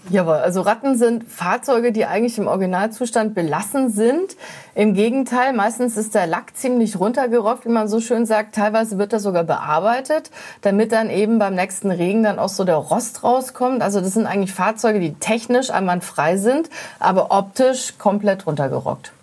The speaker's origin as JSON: {"language": "German", "region": "Berlin", "country": "Germany", "said": "als Berliner"}